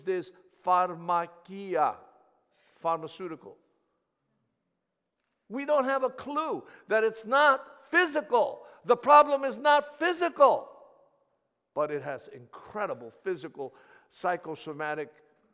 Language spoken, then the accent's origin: English; Thessaloniki, Central Macedonia, Greece; first language Greek; English is a second language; I was born in the city of Thessaloniki